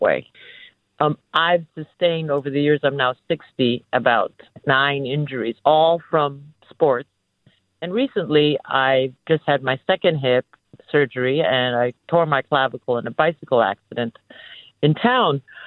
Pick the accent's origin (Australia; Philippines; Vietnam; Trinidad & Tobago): Philippines; now in San Francisco, United States; I'm also um, a foreigner, at least, uh, and an immigrant, and I was Filipino, and I'm Filipino